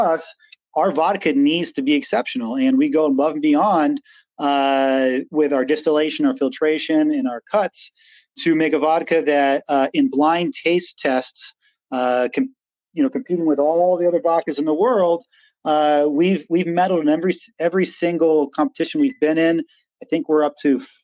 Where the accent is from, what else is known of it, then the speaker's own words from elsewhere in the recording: Western Massachusetts, United States; I grew up in Western Massachusetts, had a kind of like woods surrounding us